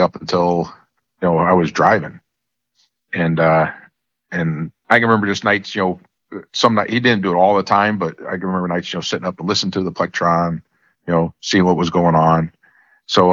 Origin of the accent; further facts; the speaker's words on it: Newtown, Connecticut, United States; I grew up in a little town in Connecticut, Newtown, Connecticut.